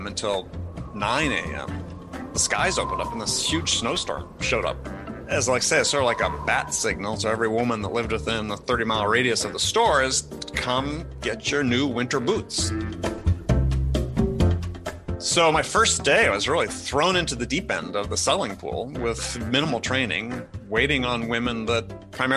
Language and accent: English; Madison, Wisconsin, United States; I was born in Madison. We actually had a backyard, but directly beyond our backyard was a cornfield.